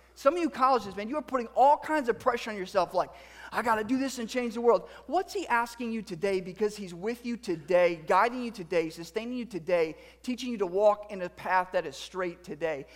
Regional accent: United States; as a male and as American

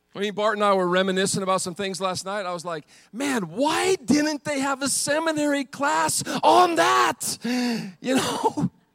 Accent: Montana, United States; I grew up in Montana where the men are men and the sheep are nervous.

